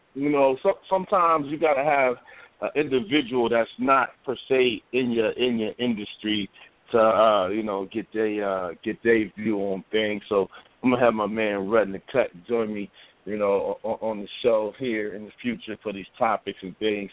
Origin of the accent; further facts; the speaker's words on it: Columbus, Ohio, United States; I'm from Columbus, Ohio. I'm a barber.